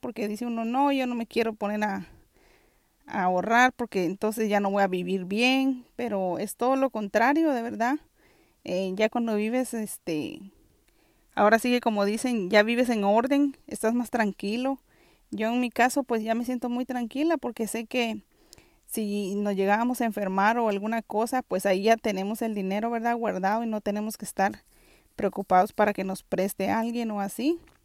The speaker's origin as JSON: {"language": "Spanish", "country": "Guatemala", "tie": "born or raised there", "moved": "yes", "lives_now": "New York City, United States", "said": "yo soy originaria de Guatemala y actualmente vivo en la ciudad de Nueva York"}